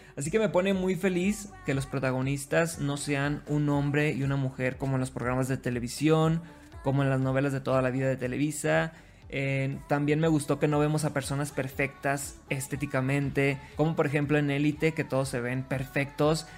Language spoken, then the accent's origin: Spanish; Sinaloa, Mexico; yo soy TikToker sinaloense